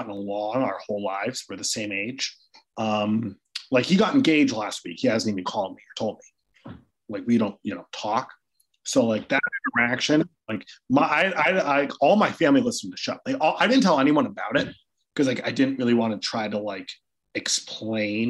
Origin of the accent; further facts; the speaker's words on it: Cohasset, Massachusetts, United States; grew up like 2 houses down from Glenn Ordway growing up in Cohasset